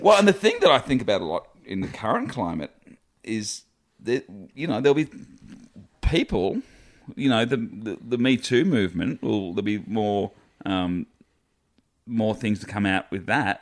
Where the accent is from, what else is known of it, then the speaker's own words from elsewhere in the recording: Australia; being Australian.